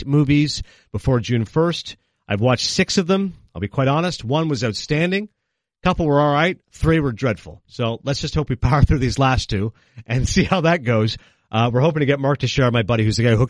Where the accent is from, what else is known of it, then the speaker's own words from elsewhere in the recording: Kingston, Ontario, Canada; also born or lived in Toronto; So I grew up in Kingston. I was born in Toronto. I grew up in Kingston.